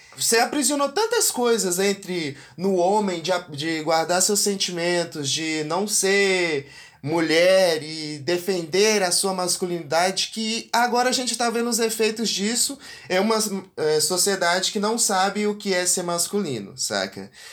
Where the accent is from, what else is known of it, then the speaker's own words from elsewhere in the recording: interior of Goiás, Brazil; eu sou do interior de Goiás e aqui a gente tem uma relação com a masculinidade bem bem aflorada